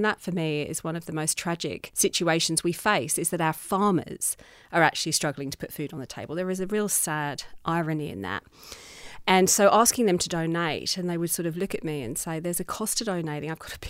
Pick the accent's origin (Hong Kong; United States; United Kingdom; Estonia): United Kingdom; England; that in my childhood growing up, except that I embraced the beauty of the countryside, which is where I was born in England.